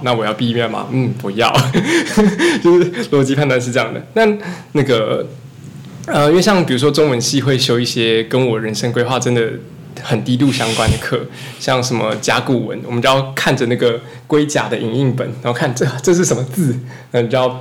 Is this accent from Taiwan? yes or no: yes; Taichung, Taiwan; now in Yonghe, Taiwan; 我不是永和人，我是台中。对。 ，也是从台中跑上来的